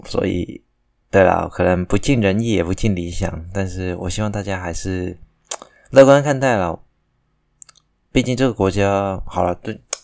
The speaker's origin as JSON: {"language": "Chinese", "country": "Taiwan", "said": "我也是台湾人"}